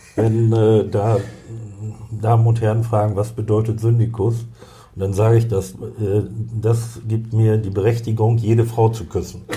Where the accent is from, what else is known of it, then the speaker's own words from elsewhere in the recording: Cloppenburg, Lower Saxony, Germany; Ich komme aus Kloppenburg, da bin ich geboren und äh, zu 99 Prozent werde ich dort auch sterben.